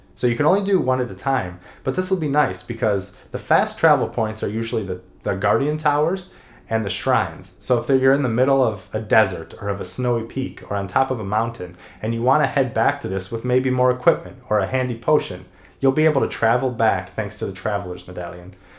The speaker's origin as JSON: {"language": "English", "town": "Cleveland", "region": "Ohio", "country": "United States", "tie": "born or raised there", "also_born_or_lived": "Columbus, Ohio", "said": "I was born in Cleveland, Ohio, and I went to the Ohio State University"}